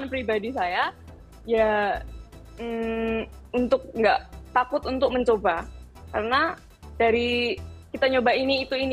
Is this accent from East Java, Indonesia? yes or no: no; Yogyakarta, Special Region of Yogyakarta, Indonesia; saya ini asalnya kan dari Jogja.